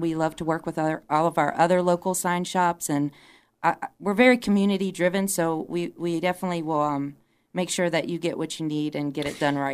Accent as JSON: {"language": "English", "town": "Charlottesville", "region": "Virginia", "country": "United States", "said": "I'm originally from Charlottesville, so that's why a lot of you know me to be the U V A girl"}